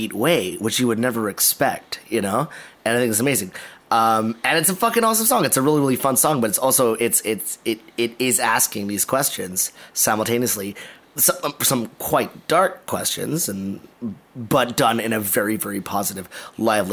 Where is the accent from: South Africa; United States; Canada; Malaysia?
Malaysia; as a Malaysian